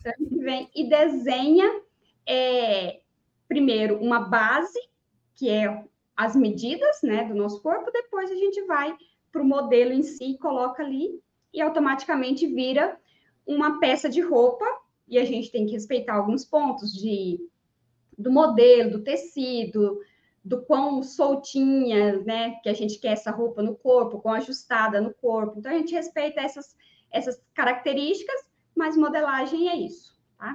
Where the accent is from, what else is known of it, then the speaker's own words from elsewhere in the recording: Niquelândia, Goiás, Brazil; now in Ceres, Brazil; Não nasci aqui, mas nasci no, no interior mais longe um pouquinho, na cidade de Niquelândia, é, também aqui em Goiás